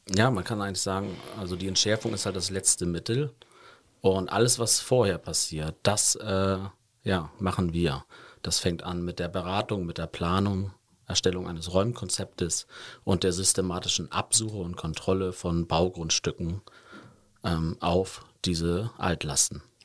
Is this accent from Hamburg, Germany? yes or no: yes; Hamburg, Germany; moved away as an adult; now in Cologne, Germany; Also ich komme gebürtig aus Hamburg